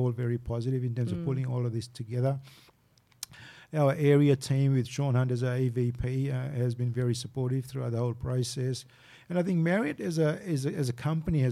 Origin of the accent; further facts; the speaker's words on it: Fiji; now in Australia; Fiji's home, born and bred in Fiji